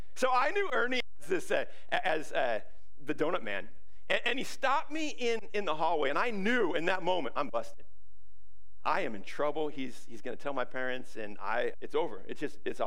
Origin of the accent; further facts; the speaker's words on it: Ferndale, United States; moved away as an adult; I grew up in Ferndale, and this is kind of my hometown